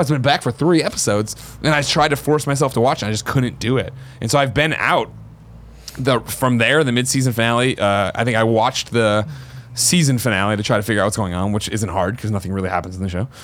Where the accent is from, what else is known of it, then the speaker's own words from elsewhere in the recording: Glen Ellyn, Illinois, United States; moved away; I'm from Glen Ellen